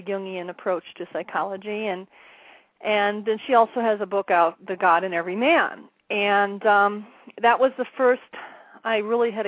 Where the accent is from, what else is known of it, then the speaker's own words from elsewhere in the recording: Wisconsin, United States; moved away as an adult; now in Arizona, United States; My husband and I originally are from Wisconsin. We live in Arizona now. We've been here about 7 years.